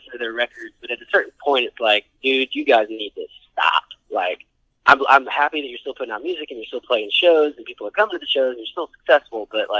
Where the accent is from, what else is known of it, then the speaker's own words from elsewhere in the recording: Atlanta, Georgia, United States; We're from Atlanta